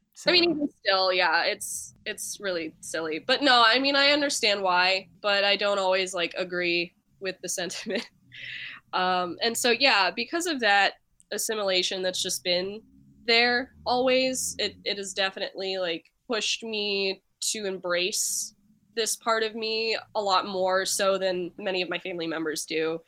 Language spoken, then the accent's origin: English; Nashville, Tennessee, United States; moved away as an adult; now in Cleveland, United States; right now, I'm based in Cleveland, but I am originally from Nashville, Tennessee